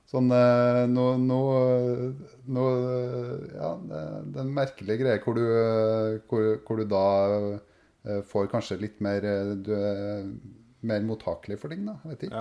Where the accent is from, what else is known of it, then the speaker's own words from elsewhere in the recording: Verran, Trøndelag, Norway; jeg er fra Verran